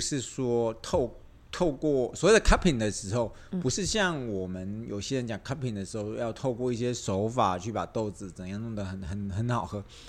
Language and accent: Chinese; Taiwan; 我们台湾人